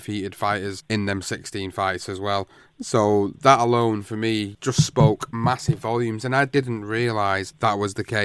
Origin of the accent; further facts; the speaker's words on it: England, United Kingdom; I'm an Englishman